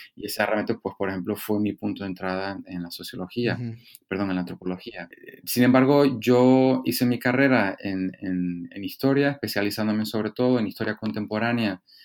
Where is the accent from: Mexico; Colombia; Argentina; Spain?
Spain; Canary Islands; moved away as an adult; also born or lived in Stanford, United States / Harvard, United States; Fue realmente la primera vez que yo me marchaba de Canarias por cuestiones eh, académicas